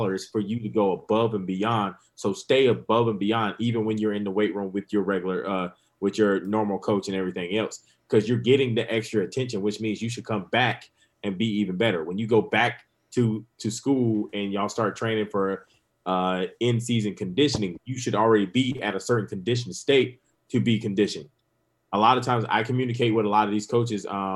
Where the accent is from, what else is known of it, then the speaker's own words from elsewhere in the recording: Grand Strand, Horry County, South Carolina, United States; this is my hometown